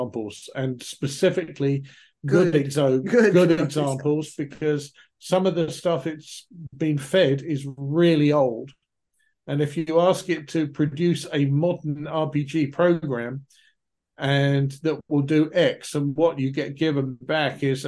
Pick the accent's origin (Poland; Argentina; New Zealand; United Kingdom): United Kingdom; England; moved away; Originally as an Englishman, I am more familiar with hearing the Irish pronunciation than most. But even so, having been over here so many years now